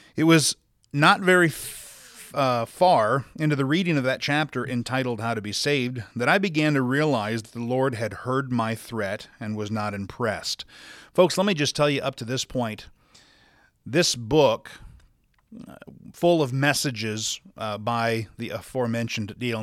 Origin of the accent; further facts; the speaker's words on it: Sioux Falls, South Dakota, United States; now in Salt Lake City, United States; I was born and raised in Sioux Falls, South Dakota